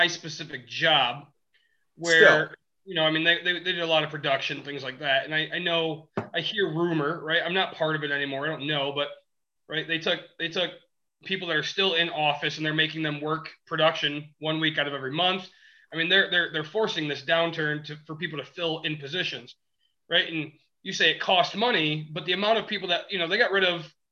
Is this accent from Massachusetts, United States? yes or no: no; West Michigan, United States; we are from West Michigan, the Midwest